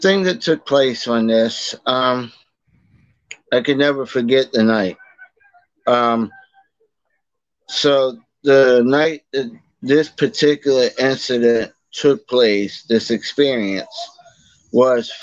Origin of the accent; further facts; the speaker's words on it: Boston, Massachusetts, United States; moved away as an adult; now in Virginia, United States; That's where I'm from originally. I'm from Boston. I'm from West Roxbury, actually